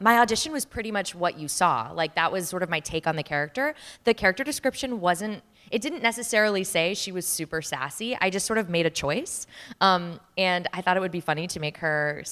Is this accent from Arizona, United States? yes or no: yes; Mesa, Arizona, United States; moved away; also born or lived in Chandler, Arizona; I grew up in Arizona, in Mesa and in Chandler